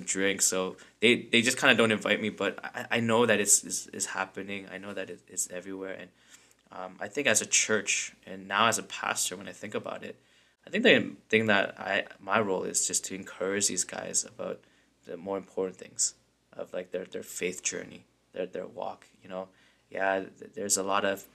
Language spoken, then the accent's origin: English; London, United Kingdom; I grew up in London, so it's a very small community. Like, if you're Korean, you pretty much know every Korean in London